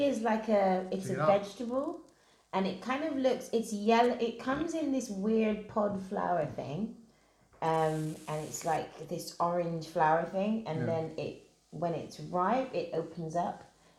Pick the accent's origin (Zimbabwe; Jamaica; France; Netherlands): Jamaica; now in London, United Kingdom; I am from Jamaica. Nice. Live in London.